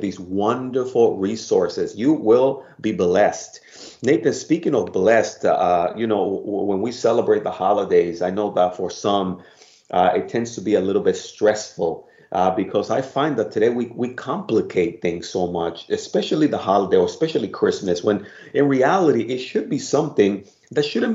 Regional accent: Dominican Republic; now in United States; I'm originally from the Dominican Republic

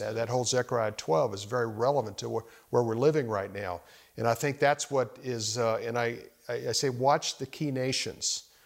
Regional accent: Arizona, United States; moved away as an adult; also born or lived in Dallas, Texas; now in Washington, D.C., United States; growing up in Arizona

